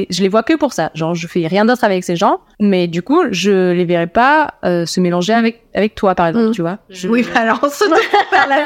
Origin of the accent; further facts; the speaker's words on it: Toulouse, Occitania, France; Je viens de Toulouse.